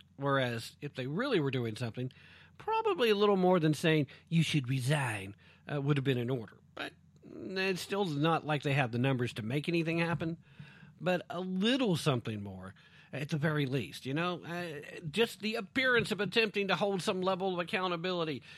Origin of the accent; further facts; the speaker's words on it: East Tennessee, United States; accent: East Tennessee; East Tennessee tongue